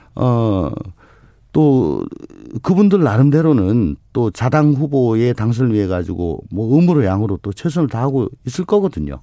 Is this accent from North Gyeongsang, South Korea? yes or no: no; Daegu, South Korea; 원래 대구가 고향입니다.